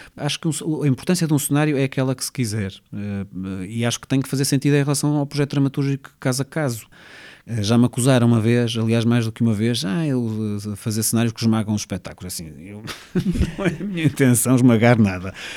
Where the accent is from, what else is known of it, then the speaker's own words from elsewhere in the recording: Porto, Norte, Portugal; also born or lived in Mozambique / Espinho; Eu nasci em Moçambique, mas sim, pode dizer-se que sou do Porto. A minha família é de Espinho, mas eu vivo, já vivo no Porto há muitos, muitos anos, sim.